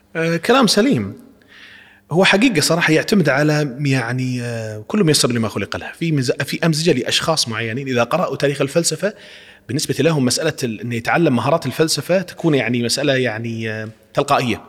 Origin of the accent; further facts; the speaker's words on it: Kuwait; نحن يعني نحاول كأفراد، كمواطنين كويتيين، معلمين يعني، نشتغل في هذا الميدان.